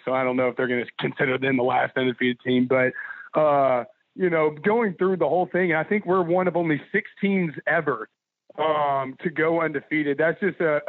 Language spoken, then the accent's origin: English; Dallas, Texas, United States; moved away; I'm from Dallas. I'm a big Rangers fan.